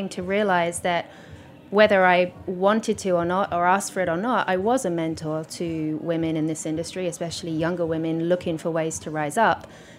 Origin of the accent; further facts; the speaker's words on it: England, United Kingdom; here I was, a female, English, although most people think I'm Australian. Because my accent has derailed along the years.